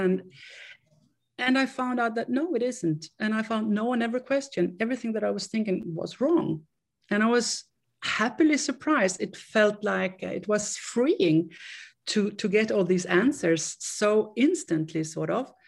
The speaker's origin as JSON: {"language": "English", "country": "Sweden", "tie": "born or raised there", "moved": "yes", "lives_now": "Austria", "said": "I am from Sweden and I grew up in Sweden. I still live in, in Europe, but I still in, uh, in, uh, in Austria."}